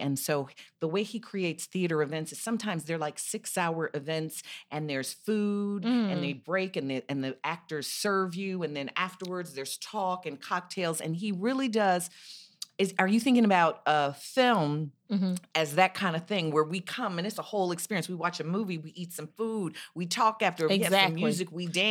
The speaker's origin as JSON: {"language": "English", "town": "Chicago", "region": "Illinois", "country": "United States", "said": "I'm from Chicago."}